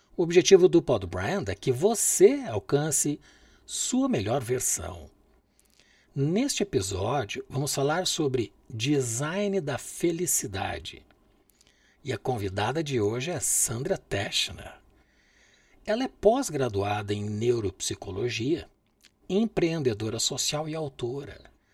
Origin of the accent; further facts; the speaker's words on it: Brazil; mim que sou brasileiro